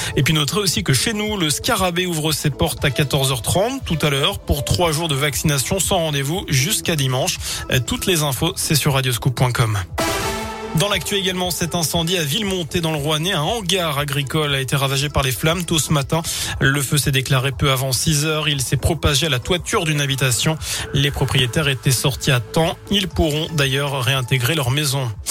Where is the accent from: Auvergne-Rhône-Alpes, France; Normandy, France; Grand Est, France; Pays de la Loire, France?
Auvergne-Rhône-Alpes, France; Saint-Étienne; chez nous à Saint-Etienne